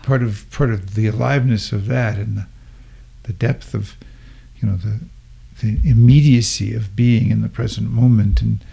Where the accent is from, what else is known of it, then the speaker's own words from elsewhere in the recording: East Coast, United States; moved away as an adult; also born or lived in New York City / San Francisco / Ojai, California / Carbondale; now in Boulder, United States; I grew up in the East Coast, went to medical school in New York City, did my senior year electives and everything after that in San Francisco